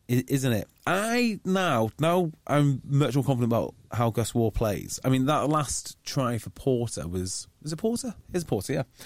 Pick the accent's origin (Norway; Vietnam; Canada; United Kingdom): United Kingdom; North Wales; I grew up in North Wales